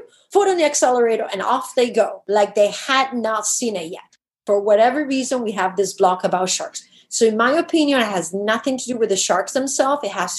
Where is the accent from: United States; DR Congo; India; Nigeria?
DR Congo; I could never do when I grew up in the Congo. We had strict rules as kids.